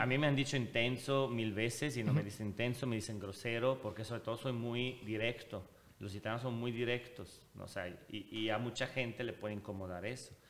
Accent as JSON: {"language": "Spanish", "country": "Switzerland", "tie": "born or raised there", "also_born_or_lived": "Italy (ancestry)", "moved": "as an adult", "lives_now": "Monterrey, Mexico", "said": "Suiza, que es donde yo crecí, pero de familia italiana, de papá italiano."}